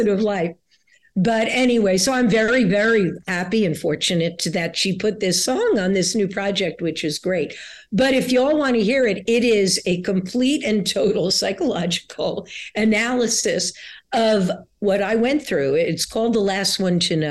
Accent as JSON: {"language": "English", "town": "New York City", "region": "New York", "country": "United States", "tie": "born or raised there", "said": "I grew up in New York City"}